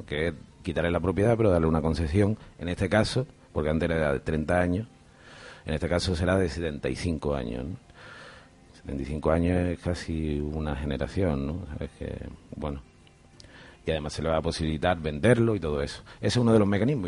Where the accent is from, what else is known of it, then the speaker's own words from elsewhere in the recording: Andalusia, Spain; now in Canary Islands, Spain; un grupo andaluz de donde soy